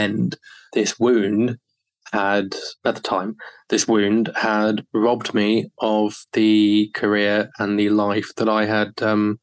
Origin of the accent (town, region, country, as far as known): United Kingdom; also born or lived in Japan